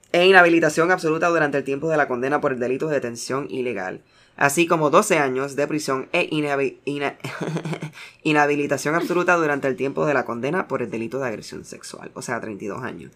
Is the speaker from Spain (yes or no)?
no; United States; soy americano